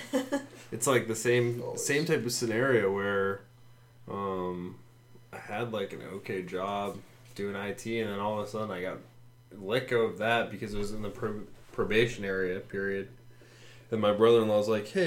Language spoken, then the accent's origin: English; Burtonsville, Maryland, United States; I grew up in Montgomery County, Mondragon Court, in, like, Burtonsville